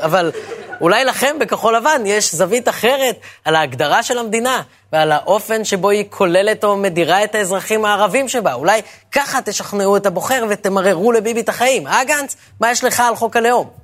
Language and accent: Hebrew; Ra'anana, Central District, Israel; כשאני גדלתי ברעננה